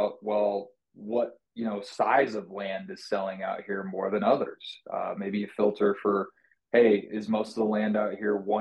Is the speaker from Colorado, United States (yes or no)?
yes; Colorado, United States; I'm from Colorado